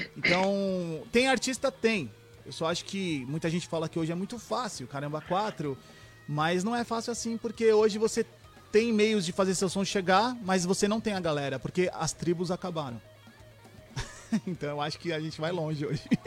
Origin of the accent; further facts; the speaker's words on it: Brazil; eu sou nacional, eu sou brazuca